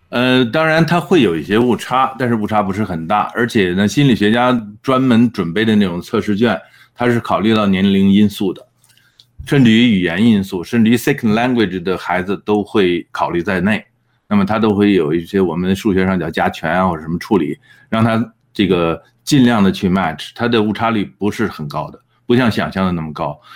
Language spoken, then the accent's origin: Chinese; China; now in Edmonton, Canada; 那我们中国人在埃德蒙顿呢，大概是百分之十